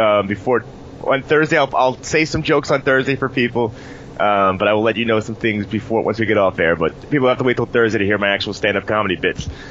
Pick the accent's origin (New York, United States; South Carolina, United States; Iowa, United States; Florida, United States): New York, United States; New York City; for me as a New Yorker